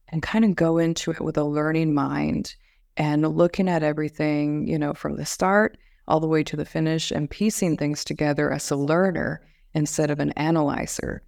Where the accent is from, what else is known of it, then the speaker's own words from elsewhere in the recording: Las Vegas, Nevada, United States; also born or lived in Phoenix, Arizona; now in Pasadena, United States; Originally, I'm from Las Vegas, Nevada.